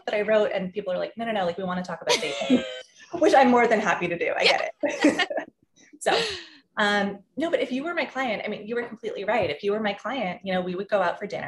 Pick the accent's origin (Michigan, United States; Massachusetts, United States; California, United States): Massachusetts, United States; moved away as an adult; now in New York, United States; I grew up in Massachusetts, like you said, and I always wanted to move to New York. And so I was really lucky when I was 18, I got to move here